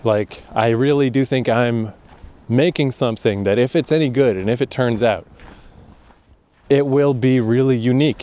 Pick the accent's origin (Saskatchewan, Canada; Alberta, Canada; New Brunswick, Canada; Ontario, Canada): New Brunswick, Canada; Fredericton; moved away as an adult; also born or lived in Toronto / Japan; coming back to my hometown